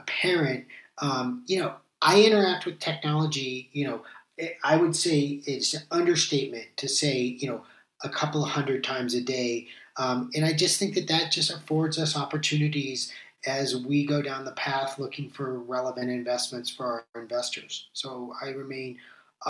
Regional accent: United States; as an American

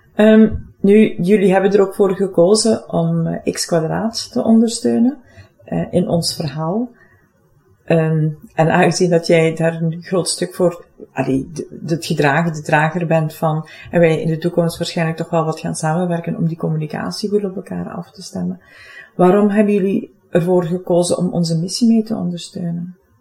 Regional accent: Limburg, Flanders, Belgium; accent: Limburg; Ik woon zelf in Limburg, voor het geval mijn accent me nog niet zou verraden hebben

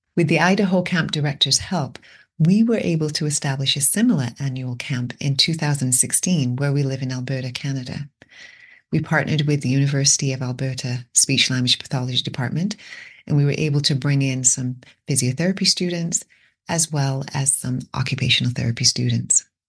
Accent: England, United Kingdom; moved away; Growing up in England

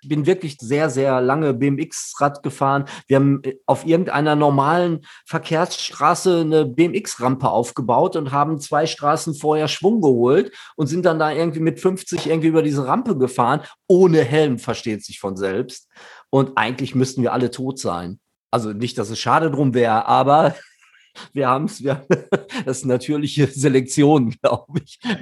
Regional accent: Dortmund, North Rhine-Westphalia, Germany; als Dortmunder Band in Dortmund

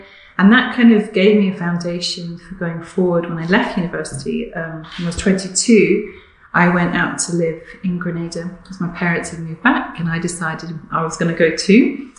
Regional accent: South of England, United Kingdom; moved away as an adult; also born or lived in Caribbean; now in Edinburgh, United Kingdom; Well, I grew up actually in the south of England. You can probably hear that from my accent. And I lived there till I was 22. My mother's from Grenada in the southern part of the Caribbean.

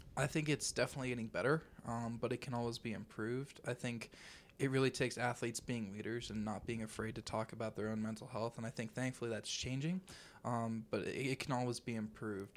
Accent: Arvada, Colorado, United States; I'm actually from Arvada, Colorado.

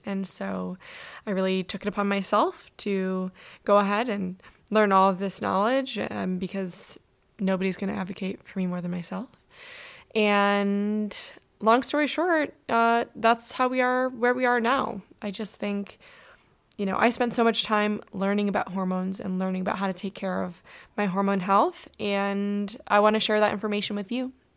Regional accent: Michigan, United States; now in Southern California, United States; I grew up in Michigan

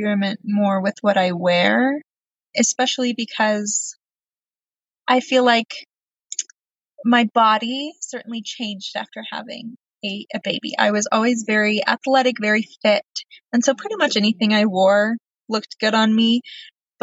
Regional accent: Texas, United States; I grew up in Texas and it's very hot

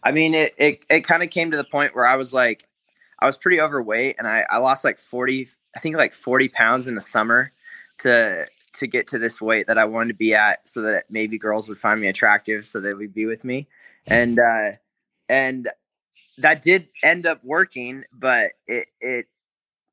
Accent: Corvallis, Oregon, United States; I grew up in Corvallis, Oregon, and that's where Oregon State University is

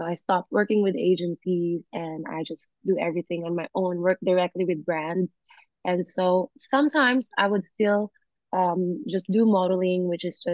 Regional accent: Philippines; moved away as an adult; also born or lived in United States; now in Bali, Indonesia; I was born in America and then I was raised in the Philippines

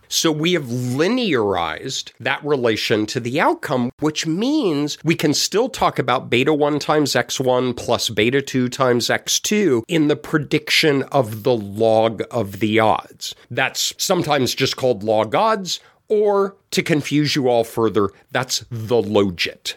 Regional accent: Denver, Colorado, United States; I was born and raised in Denver

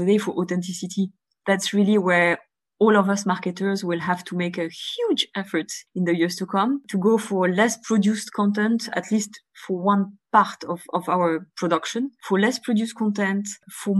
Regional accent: Bulgaria; moved away; I was born in Bulgaria

